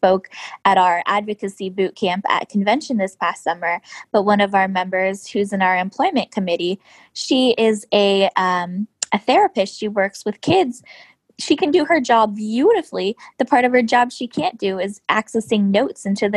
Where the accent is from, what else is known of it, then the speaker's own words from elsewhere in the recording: Southern California, United States; moved away as an adult; now in Washington, D.C., United States; I grew up in Southern California